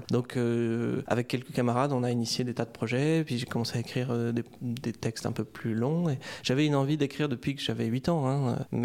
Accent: France; ah, alors j'ai grandi dans plusieurs villes de France et du coup je ne me sens pas vraiment attaché à un terroir.

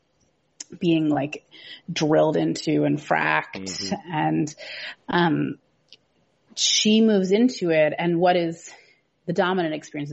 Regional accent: Seattle, Washington, United States; I'm from Seattle

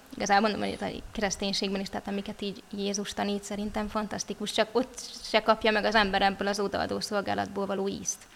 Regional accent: Budapest, Hungary; also born or lived in Somogy (Krishna Valley); now in Krishna Valley, Hungary; A szüleim győriek, de én már Pesten születtem.

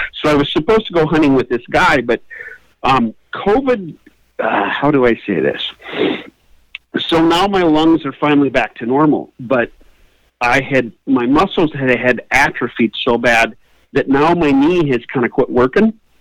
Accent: Iowa, United States; moved away; growing up in Iowa

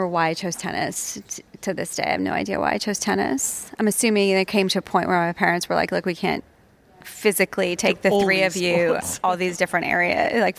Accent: New England, United States; growing up in New England in the northeastern part of the States

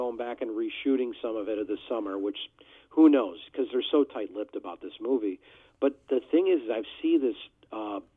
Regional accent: Chicago, Illinois, United States; I'm from Chicago

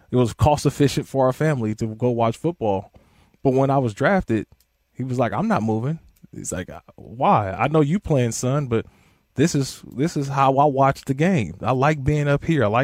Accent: Oakland, California, United States; now in Los Angeles, United States; I'm from Oakland, man.

